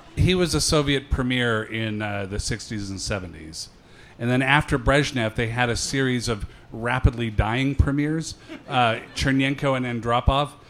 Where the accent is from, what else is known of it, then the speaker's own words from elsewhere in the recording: Seattle, Washington, United States; I grew up in Seattle